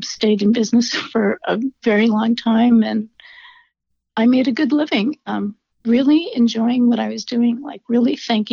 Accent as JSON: {"language": "English", "town": "Seattle", "region": "Washington", "country": "United States", "tie": "born or raised there", "also_born_or_lived": "Colorado", "said": "I was born in Colorado. But I grew up in Seattle, so I've been here for many decades"}